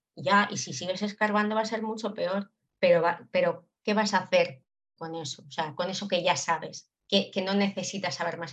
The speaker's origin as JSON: {"language": "Spanish", "region": "Basque Country", "country": "Spain", "said": "yo que soy vasca"}